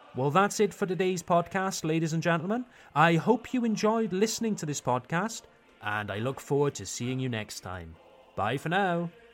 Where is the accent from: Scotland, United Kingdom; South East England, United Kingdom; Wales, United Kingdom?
Wales, United Kingdom; Pontypool; accent: Welsh; moved away as an adult; now in Ungersheim, France; I come from a small town in South Wales called Pontypool.